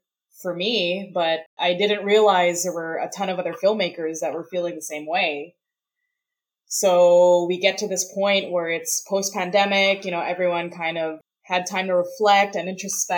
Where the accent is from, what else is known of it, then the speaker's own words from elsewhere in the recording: Canada; I'm not in the US. I'm a Canadian filmmaker and a Canadian performer